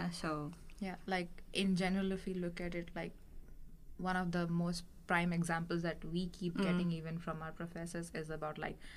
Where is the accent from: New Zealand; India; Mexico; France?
India; moved away as an adult; now in Sweden; I'm from India